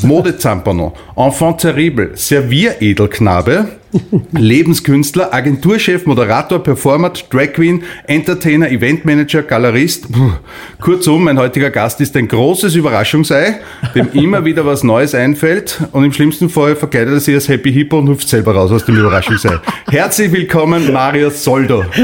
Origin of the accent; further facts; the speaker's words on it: Linz, Upper Austria, Austria; moved away as an adult; now in Vienna, Austria; ich bin in Linz aufgewachsen, bin an 91 nach Wien gekommen